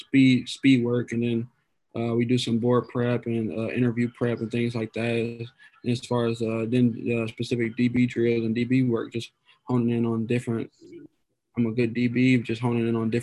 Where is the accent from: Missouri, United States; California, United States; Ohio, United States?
Ohio, United States; Toledo; I grew up kind of on the south and west side of Toledo, just kind of inner city of Toledo